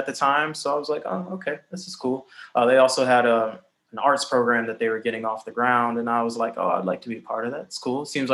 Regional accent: Cleveland, Ohio, United States; moved away as an adult; now in New York City, United States; Cleveland, Ohio in the background, my hometown

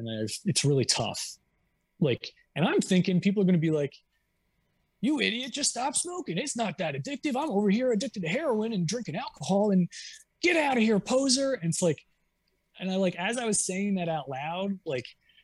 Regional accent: New Jersey, United States; I grew up in Jersey

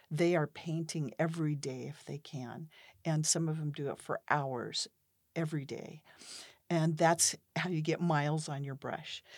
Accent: Pacific Northwest, United States; I grew up in the Pacific Northwest in a family of entrepreneurs

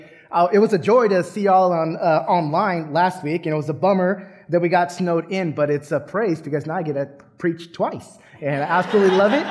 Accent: San Diego, California, United States; moved away as an adult; now in Texas, United States; my family and I, we were born and raised in San Diego, California

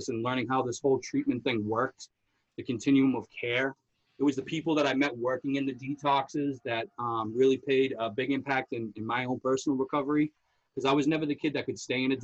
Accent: Somerville, Massachusetts, United States; I grew up in Somerville

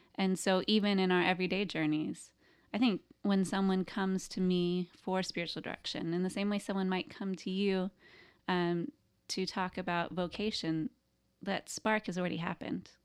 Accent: the Bible Belt, United States; I grew up in the Bible Belt. I grew up in a small town.

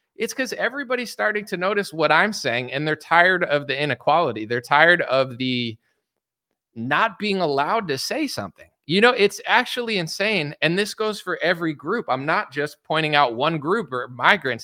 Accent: United States; I was born in America

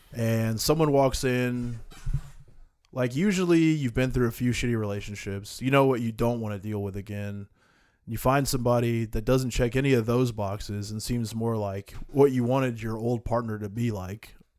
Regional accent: United States

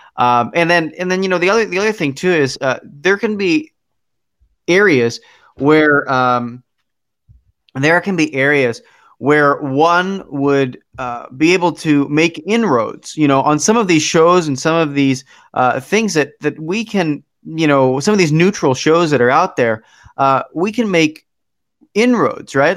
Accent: Philadelphia, Pennsylvania, United States; now in Milwaukee, United States; I I grew up in Philadelphia, but I now live in Milwaukee

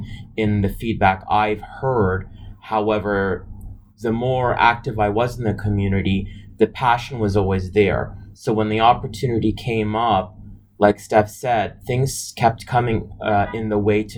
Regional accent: Toronto, Ontario, Canada; growing up in Toronto

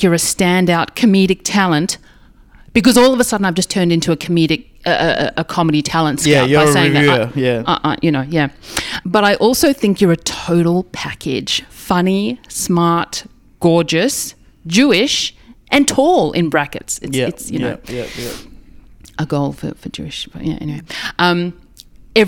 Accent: Melbourne, Victoria, Australia; I'm from Melbourne, Australia

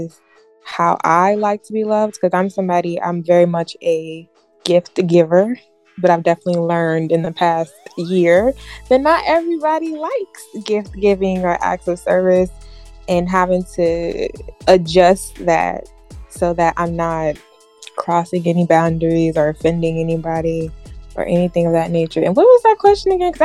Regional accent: South Carolina, United States; I'm from South Carolina

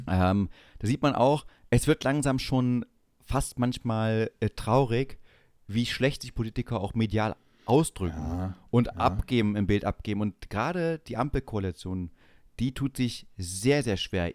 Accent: East Germany, Germany; wir als Ostdeutsche

